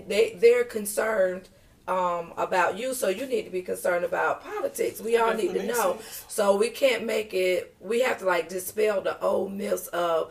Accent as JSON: {"language": "English", "town": "Detroit", "region": "Michigan", "country": "United States", "moved": "yes", "lives_now": "Marlboro County, United States", "said": "I'm originally from Detroit, Michigan. The D, baby."}